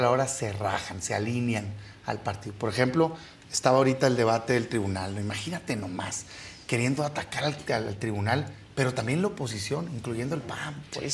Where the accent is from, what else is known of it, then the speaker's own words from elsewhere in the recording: Mexico; todos somos mexicanos